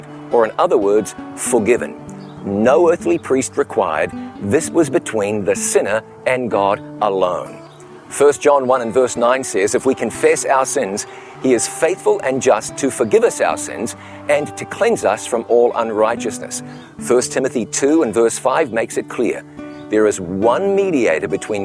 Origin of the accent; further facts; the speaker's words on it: Ngaruawahia, Waikato, New Zealand; moved away as an adult; my hometown of Ngarawahia, New Zealand. Growing up here